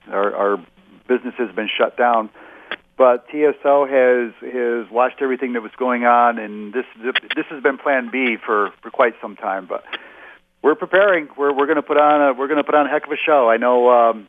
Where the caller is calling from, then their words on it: New York, United States; I'm in upstate New York. We got snow on the ground.